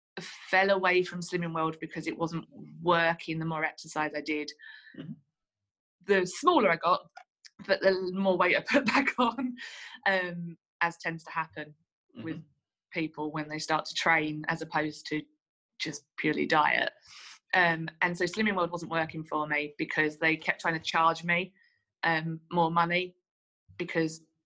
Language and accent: English; Essex, East of England, United Kingdom; now in Manchester, United Kingdom; I'm originally from Essex, but I live in Manchester. I've lived in Manchester for about